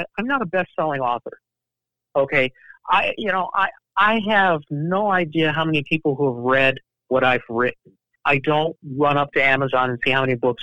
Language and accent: English; Chicago, Illinois, United States; I grew up in the University of Chicago neighborhood of Hyde Park